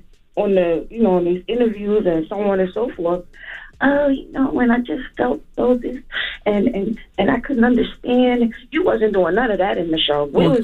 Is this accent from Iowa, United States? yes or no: no; New York, United States; I'm from New York. I know what that's like. I know that whole lifestyle.